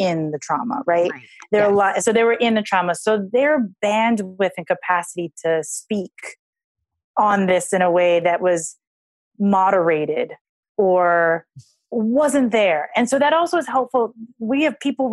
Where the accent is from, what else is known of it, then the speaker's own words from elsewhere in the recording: Hawaii, United States; I grew up in Hawaii.